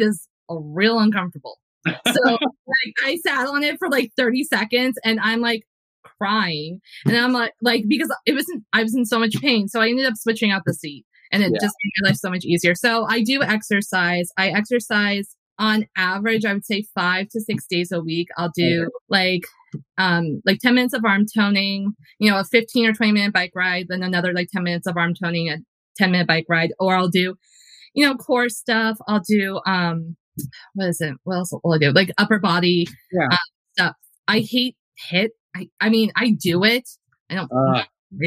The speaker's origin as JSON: {"language": "English", "region": "New Jersey", "country": "United States", "tie": "born or raised there", "said": "I grew up in New Jersey. So like I grew up, you know, half an hour outside of New York City"}